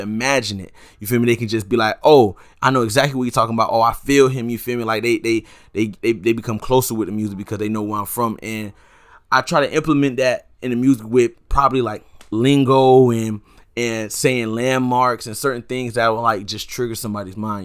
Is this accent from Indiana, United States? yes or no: no; Sunland, Broward, Florida, United States; I grew up in Sunland